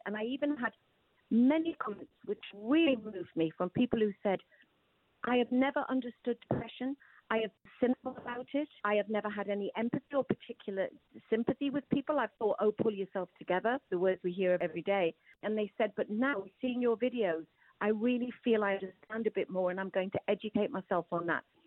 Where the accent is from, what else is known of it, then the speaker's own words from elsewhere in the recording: Newcastle upon Tyne, North East England, United Kingdom; I'm a Geordie